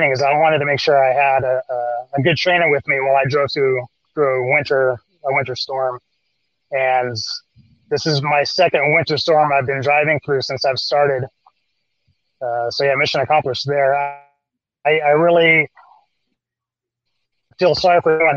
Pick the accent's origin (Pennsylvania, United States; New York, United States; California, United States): California, United States; Long Beach; moved away as an adult; also born or lived in San Francisco Bay Area / Modesto area; now in Central Valley, United States; I'm originally from Southern California. I grew up in Long Beach.